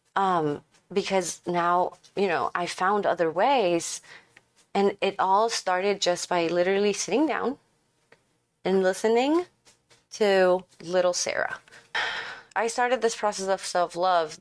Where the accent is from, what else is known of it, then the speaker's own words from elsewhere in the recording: Ecuador; now in Dallas, United States; I'm from Ecuador and I live in Dallas